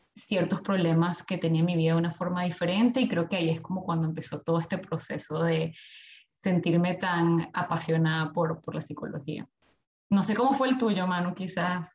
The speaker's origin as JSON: {"language": "Spanish", "country": "Venezuela", "moved": "as an adult", "lives_now": "Melbourne, Australia", "said": "soy de Venezuela, tengo ya aquí viviendo en Australia, en Melbourne, desde hace seis años"}